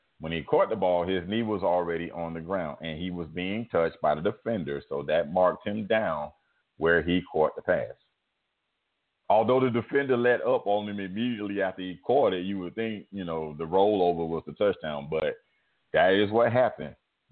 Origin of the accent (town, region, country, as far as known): Miami, Florida, United States; born or raised there